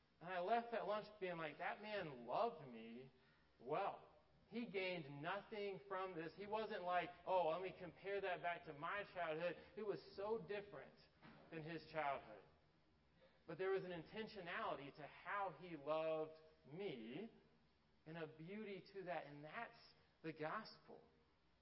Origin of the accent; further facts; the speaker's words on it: Atlanta, Georgia, United States; growing up in Atlanta, my dad went to Tech